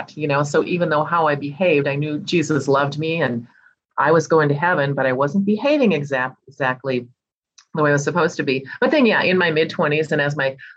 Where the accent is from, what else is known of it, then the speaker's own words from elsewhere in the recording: Minnesota, United States; I was born and raised right here in Minnesota